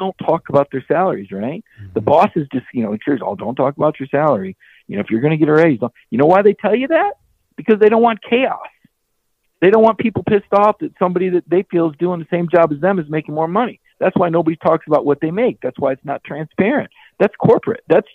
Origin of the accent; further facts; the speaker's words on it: Mobile, Alabama, United States; Me also being a Mobile native